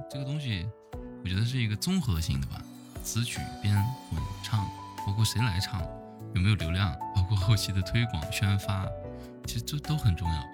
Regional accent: Jincheng, Shanxi, China; also born or lived in Taiyuan; 我是晋城的

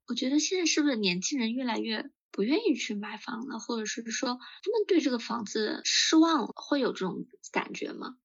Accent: China; 我们就是中国人的一个对家的依恋跟寄托

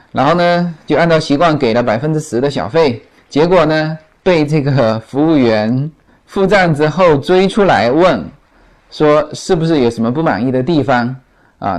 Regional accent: China; now in Los Angeles, United States; 那就更何况我们中国人啊

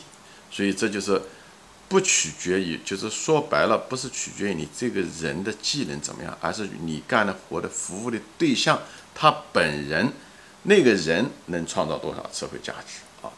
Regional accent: Anhui, China; 比方说一个保姆，比方说我们家是安徽的，那个安徽的一个穷保姆到上海给人家做保姆

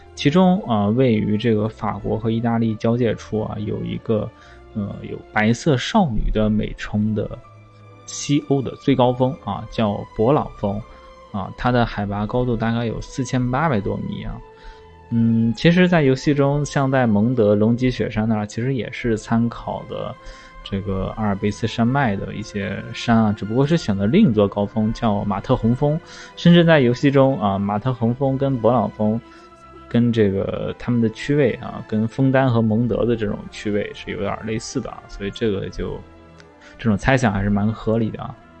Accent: northern China, China; moved away; 尤其是作为一个北方人啊，在南方的这种河边儿去旅游也是一种，啊，非常新的一个体验

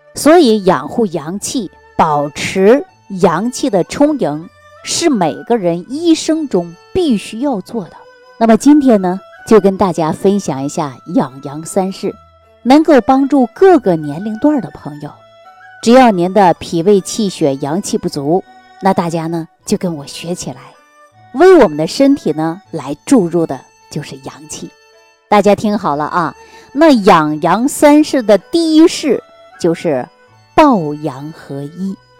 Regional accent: China; 我们中国人的骨髓里

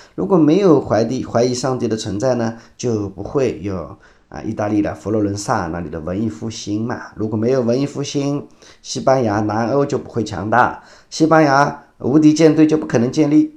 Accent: China; 传统上我们中国人是不太喜欢说我们坏话的

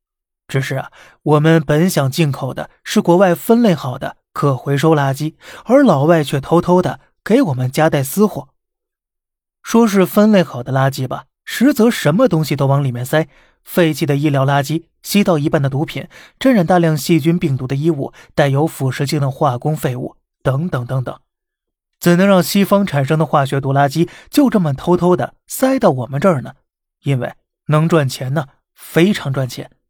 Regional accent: China; 这却是我们中国人的权利。

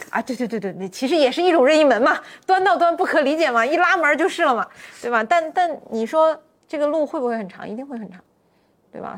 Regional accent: Northeast China, China; 我是东北人，我们那儿开车就相对来说要生猛一些

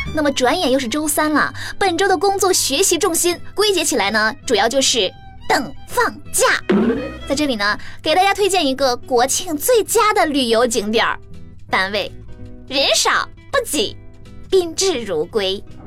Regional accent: Xi'an, Shaanxi, China; moved away; 这一下子就回到了我的老家呀

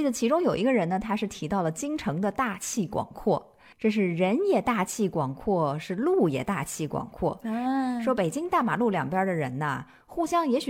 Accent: Nanchang, Jiangxi, China; born there; 我祖籍不是江西，但是我本人呢是出生在江西这个地方的，所以我在江西，具体的说，在南昌这个地方，更多的是以一种旁观者的。角度来看待它

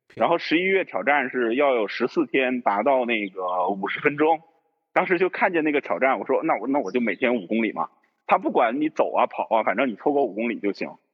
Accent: Northerners, northern China, China; also born or lived in Yunnan; 咱们都是北方人嘛

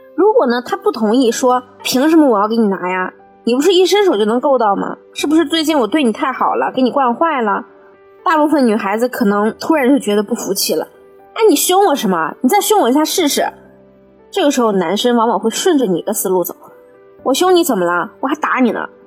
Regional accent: China; 我们中国人

